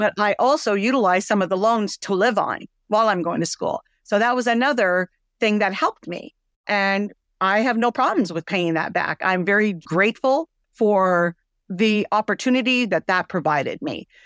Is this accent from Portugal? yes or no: no; Windsor, Ontario, Canada; moved away as an adult; also born or lived in Michigan; now in United States; I'm Canadian. I, uh, was born in Canada, Windsor, Ontario, and, uh, I came over to the States once I married my first husband.